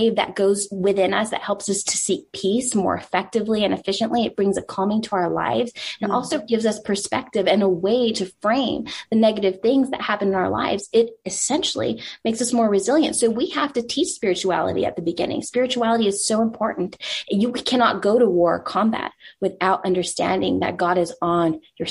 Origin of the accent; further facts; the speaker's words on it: El Paso, Texas, United States; I want the stable life to raise my son with my husband in my hometown of El Paso